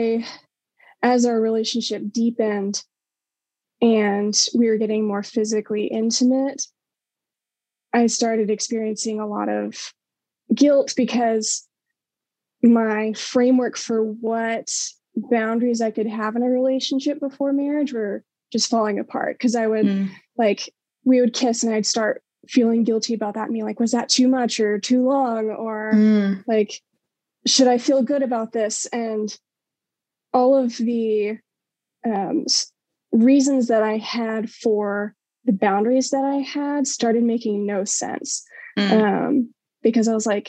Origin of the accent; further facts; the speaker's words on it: Colorado, United States; moved away as an adult; also born or lived in Waco, Texas; now in Dallas, United States; I grew up in Colorado, Christian family, went to church